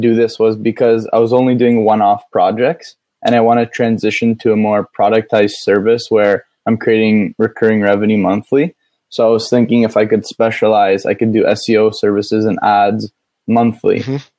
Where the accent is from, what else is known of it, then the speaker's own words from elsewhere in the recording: Toronto, Ontario, Canada; Toronto, Canada.